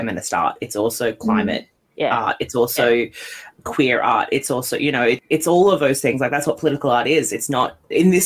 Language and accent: English; Australia; now in Scotland, United Kingdom; I'm from Australia